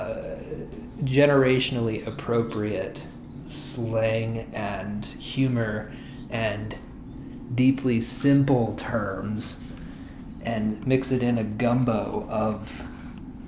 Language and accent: English; Oklahoma, United States; I grew up in Oklahoma. I lived here for most of my life